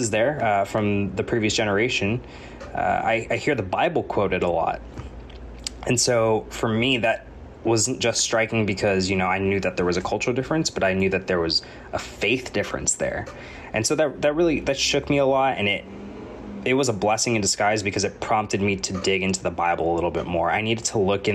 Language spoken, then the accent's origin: English; United States; I was born in America and raised in America